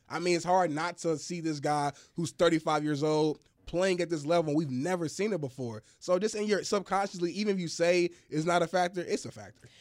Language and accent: English; Indianapolis, Indiana, United States; I'm from Indianapolis